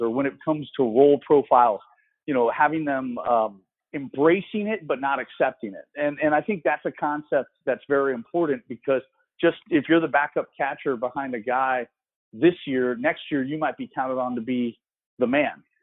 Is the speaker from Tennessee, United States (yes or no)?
no; Florida, United States; being in my hometown, I, lived three miles from campus